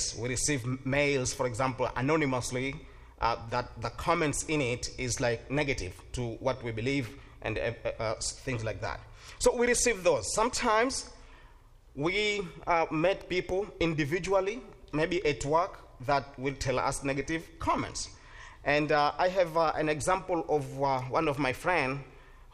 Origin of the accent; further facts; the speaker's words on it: Tanzania; English is a second language; now in Stark County, Ohio, United States; I came from a country that called Tanzania. Is in East Africa